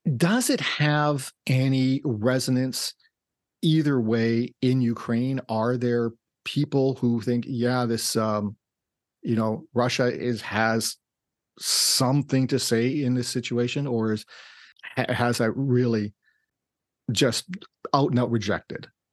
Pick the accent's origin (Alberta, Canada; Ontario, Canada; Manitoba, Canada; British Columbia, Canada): Manitoba, Canada; Winnipeg; I was born in Winnipeg